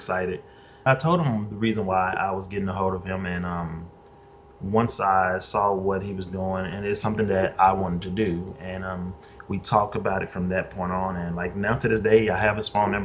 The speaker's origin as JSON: {"language": "English", "region": "Mississippi", "country": "United States", "moved": "yes", "lives_now": "Dallas, United States", "said": "I'm originally from Mississippi. I moved here because of my parents"}